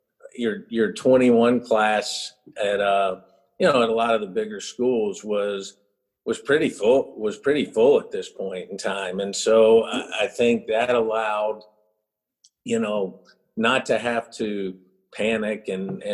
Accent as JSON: {"language": "English", "region": "North Carolina", "country": "United States", "tie": "born or raised there", "also_born_or_lived": "Houston, Texas", "moved": "as an adult", "lives_now": "South Carolina, United States", "said": "I grew up in North Carolina, and then I left"}